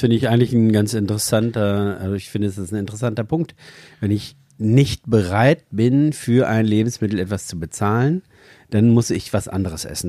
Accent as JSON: {"language": "German", "town": "Empelde", "region": "Lower Saxony", "country": "Germany", "tie": "born or raised there", "said": "Ich bin ja in der Fleischerei schon aufgewachsen."}